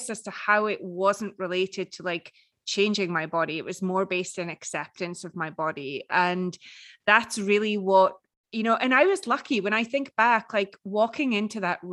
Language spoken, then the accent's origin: English; Edinburgh, Scotland, United Kingdom; It's Edinburgh in Scotland, in the UK.